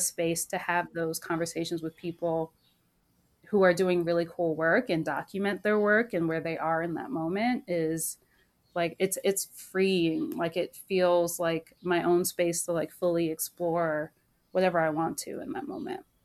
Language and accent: English; Maryland, United States; I grew up in Maryland